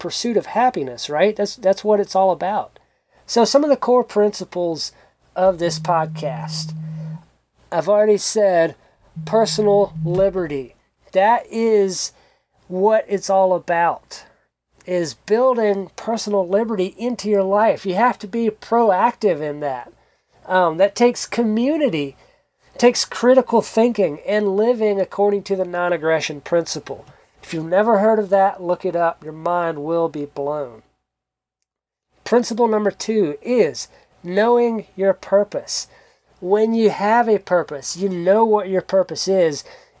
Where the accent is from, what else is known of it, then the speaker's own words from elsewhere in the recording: South Georgia, United States; moved away as an adult; also born or lived in South Central Kentucky; now in Kentucky, United States; I grew up in South Georgia, close to the coast